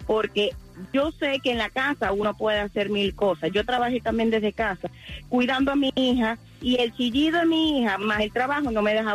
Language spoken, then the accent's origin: Spanish; Dominican Republic; Como dicen en mi país dominicano, si quizá ella una blandita.